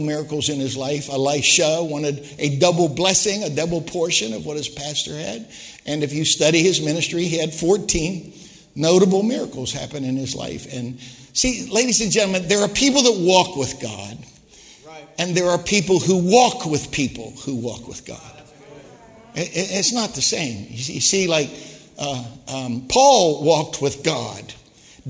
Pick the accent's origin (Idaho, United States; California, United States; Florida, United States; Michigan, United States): Michigan, United States; Detroit; I said, Detroit